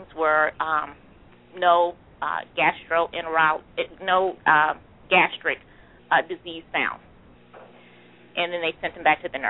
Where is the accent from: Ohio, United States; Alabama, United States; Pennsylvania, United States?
Pennsylvania, United States; Philadelphia; I grew up in West Philly, 63rd and Jefferson